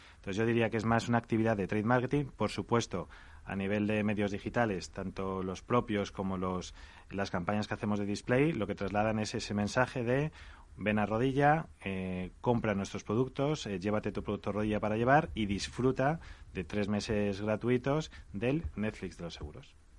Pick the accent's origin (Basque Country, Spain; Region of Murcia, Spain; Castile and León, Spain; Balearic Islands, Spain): Castile and León, Spain; Salamanca; hemos abierto ya en Salamanca, que es mi tierra